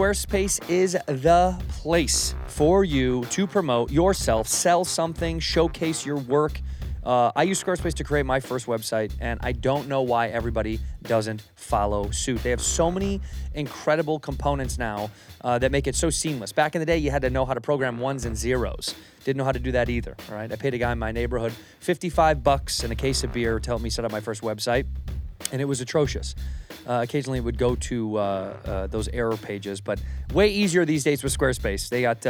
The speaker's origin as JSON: {"language": "English", "town": "Chicago", "region": "Illinois", "country": "United States", "tie": "born or raised there", "moved": "yes", "said": "That's my hometown flag."}